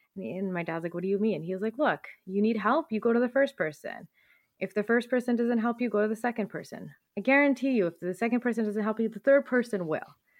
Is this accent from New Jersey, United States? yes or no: yes; New Jersey / around New York City, United States; also born or lived in Punjab (ancestry); I grew up around New York City